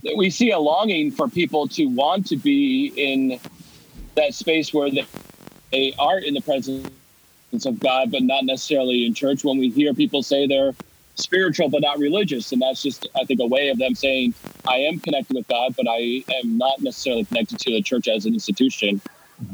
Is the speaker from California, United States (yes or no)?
no; Vermont, United States; Growing up in Vermont, I never saw or realized how big the world was in comparison